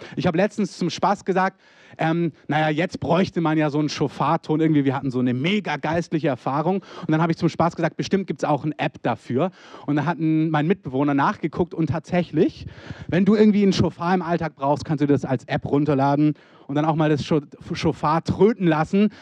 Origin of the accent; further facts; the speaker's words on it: Germany; als Deutsche